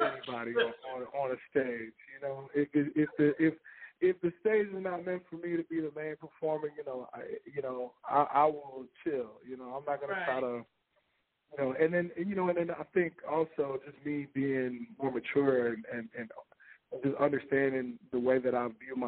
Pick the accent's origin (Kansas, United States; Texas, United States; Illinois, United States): Texas, United States; Houston; moved away; in Houston, Texas, and I wanted to do it, you know, in my hometown